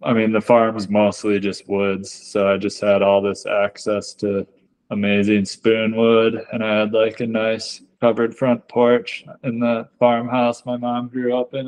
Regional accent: Michigan, United States; moved away as an adult; also born or lived in San Diego, California; I was born and raised in Michigan

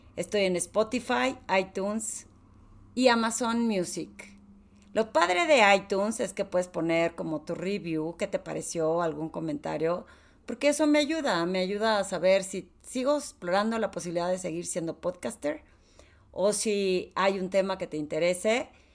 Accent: Torreón, Coahuila, Mexico; soy de Torreón

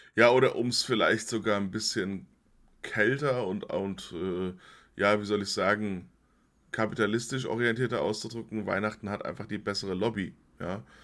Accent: Limburg an der Lahn, Hesse, Germany; ich äh, bei den Domsignaben aufgewachsen bin in Limburg

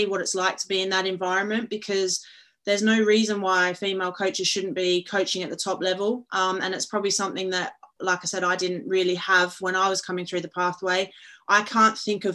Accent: Perth, Western Australia, Australia; moved away as an adult; now in England; I'm originally from Perth, Australia, and I played there with Perth Glory for a number of years

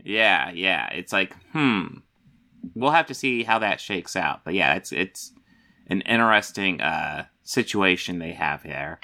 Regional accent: United States; I'm an American

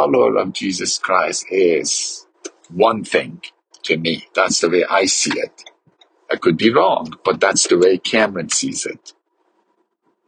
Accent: Iran; I grew up in Iran and grew up as a Muslim

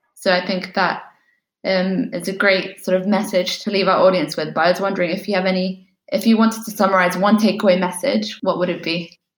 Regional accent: United Kingdom; my hometown here in the UK

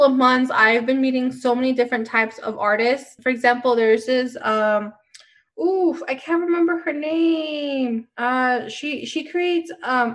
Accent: Denver, Colorado, United States; I'm from Denver

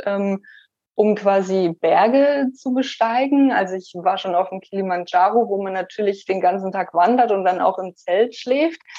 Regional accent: Germany; moved away as an adult; also born or lived in Shanghai; now in Portland, United States; natürlich ist meine Heimat Deutschland

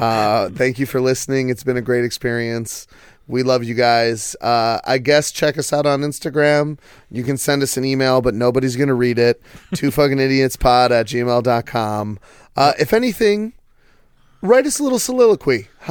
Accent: Canada; Maybe, well, I'm Canadian.

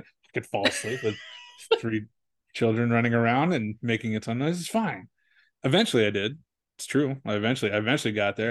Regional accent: San Diego, California, United States; I was born in San Diego

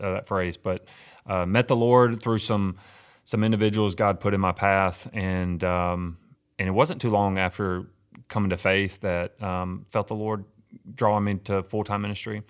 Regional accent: Winona, Mississippi, United States; moved away as an adult; also born or lived in New Orleans, Louisiana; now in Cleveland, United States; I grew up in Winona, Mississippi

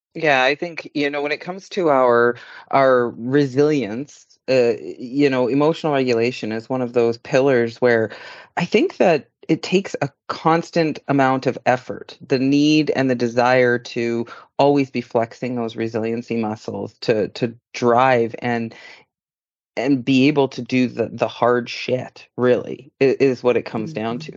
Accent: Yukon, Canada; moved away; until I moved away from the Yukon and down south

